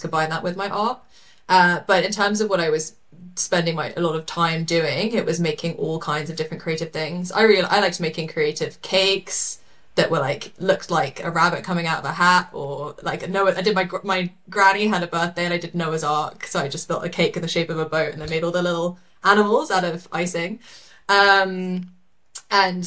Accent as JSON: {"language": "English", "region": "London", "country": "United Kingdom", "tie": "born or raised there", "moved": "yes", "lives_now": "New Zealand", "said": "I was born in London, and I am from the UK originally."}